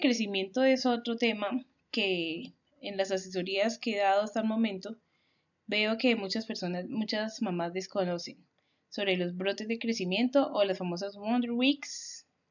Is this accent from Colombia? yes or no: yes; Colombia; nosotros somos una familia colombiana